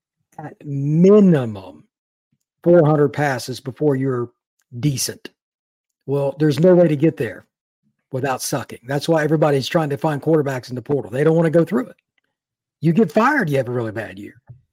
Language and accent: English; Indiana, United States; I grew up in Indiana.